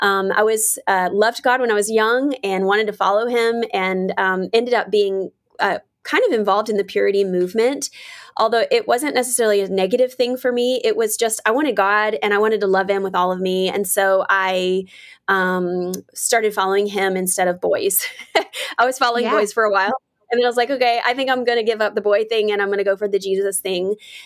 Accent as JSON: {"language": "English", "region": "the South", "country": "United States", "tie": "born or raised there", "said": "Because I grew up in the South, I grew up in the church, and it was something that you just don't really talk about or want to talk about."}